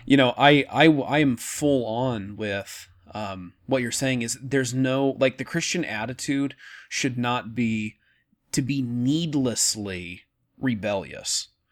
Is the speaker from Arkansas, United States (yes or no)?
no; Oregon, United States; I'm from Oregon, uh, very liberal, uh, the state, not me